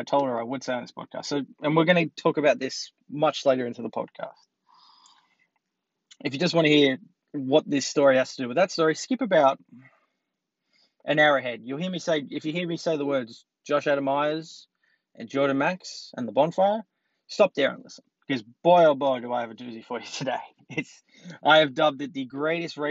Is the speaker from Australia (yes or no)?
yes; Australia; I'm Australian